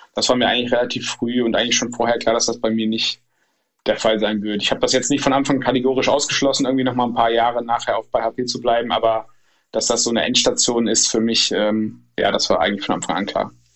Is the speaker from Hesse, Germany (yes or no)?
yes; Northern Hesse, Germany; moved away as an adult; also born or lived in Stuttgart; meiner alten Heimat, wo ich jetzt auch wieder bin in Nordhessen